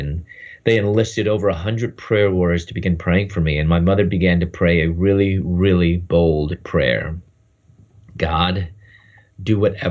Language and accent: English; Chicago, Illinois, United States; moved away as an adult; also born or lived in Louisville, Kentucky; I'm from Chicago, and I moved to Louisville, Kentucky.